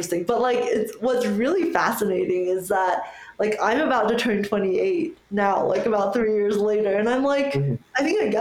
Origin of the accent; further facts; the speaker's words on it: United States; I immigrated to America when I was 7. So I would always say like, oh, it's because English is my second language, even though it's truly like my native tongue